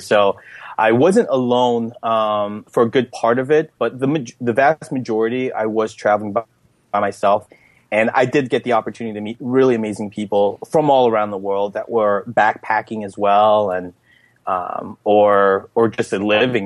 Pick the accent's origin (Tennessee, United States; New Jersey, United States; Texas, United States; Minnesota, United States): New Jersey, United States; Elizabeth; I grew up in Elizabeth, New Jersey, which is the the fourth largest city